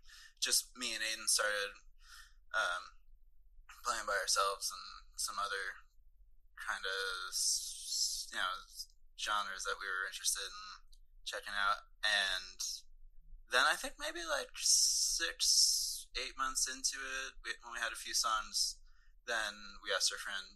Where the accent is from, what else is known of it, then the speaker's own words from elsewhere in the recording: Warwick, New York, United States; We grew up in Warwick